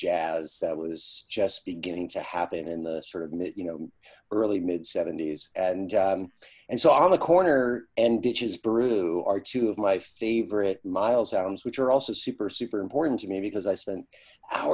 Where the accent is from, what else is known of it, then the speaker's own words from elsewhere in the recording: Yonkers, New York, United States; I grew up in Yonkers, New York, a suburb of New York City